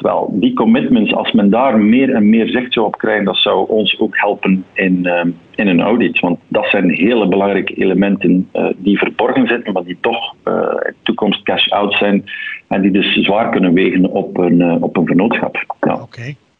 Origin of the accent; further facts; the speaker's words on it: Antwerp, Flanders, Belgium; accent: Antwerp; van opleiding mijn TW in Antwerpen. Eh, zo klinkt ook mijn accent.